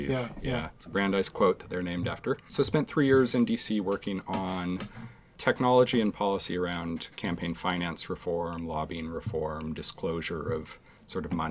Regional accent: Bay Area, California, United States; moved away as an adult; now in Seattle, United States; I grew up in the Bay Area, mm-hmm. uh, first 20 years of my life.

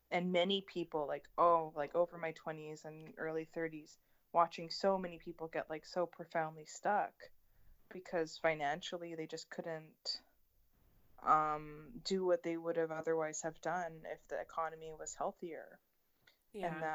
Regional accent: Vancouver, British Columbia, Canada; growing up in Vancouver

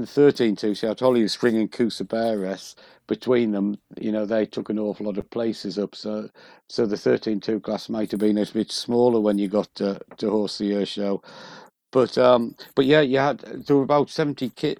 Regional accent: County Durham, North East England, United Kingdom; moved away; I'm originally from County Durham

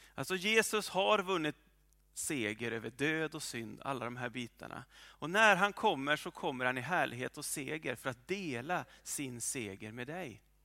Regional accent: well north of Umeå, Norrland, Sweden; moved away; där jag kommer ifrån, eller en bra bit ovanför Umeå

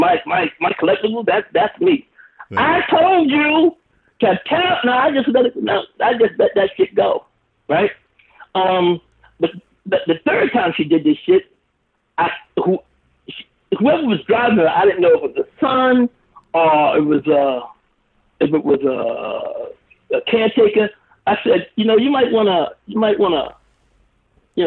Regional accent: New York, United States; now in Los Angeles, United States; I'm a New Yorker

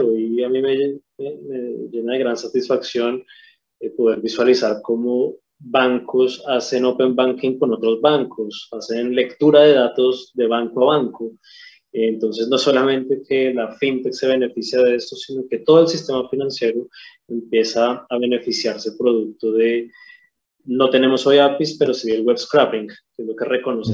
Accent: Colombia; moved away as an adult; now in Chile; soy colombiano, llegué a Chile hace 10 años

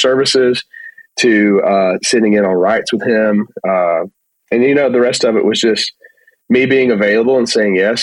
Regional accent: Mississippi, United States; accent: Southern; moved away as an adult; now in Nashville, United States; we are from Mississippi

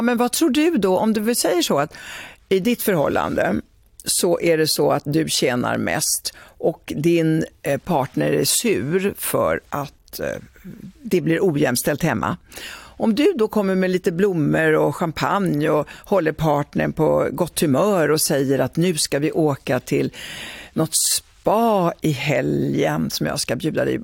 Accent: Italy; now in Sweden; jag kommer från Italien

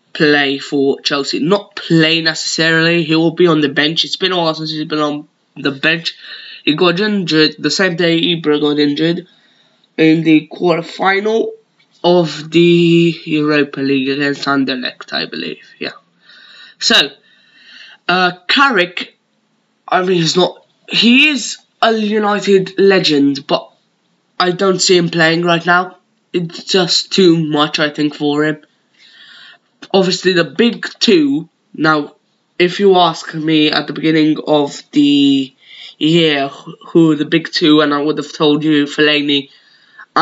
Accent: Malta; accent: Maltese; my native Maltese accent

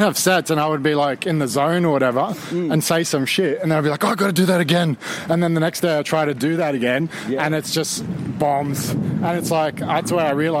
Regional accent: Australia; now in Austin, United States; in Australia we had a show called Young Talent

